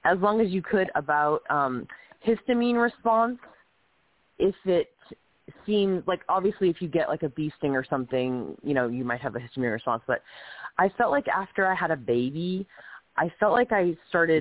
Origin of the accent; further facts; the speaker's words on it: East Coast, United States; moved away; also born or lived in California; I'm from the East Coast originally